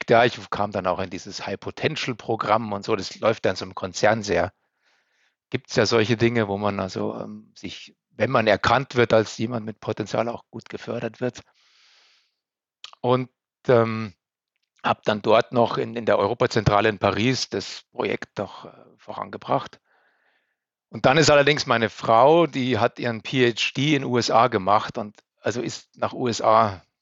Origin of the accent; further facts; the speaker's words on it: Bavaria, Germany; ich bin so, sehr verwurzelter Mensch, ich bin unheimlich gern bei uns in Oberbayern und äh, ähm, ich liebe meine Heimat